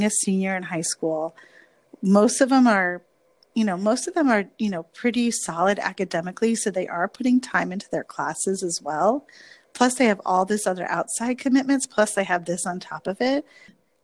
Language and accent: English; New Jersey, United States; I grew up in New Jersey and I have that attitude.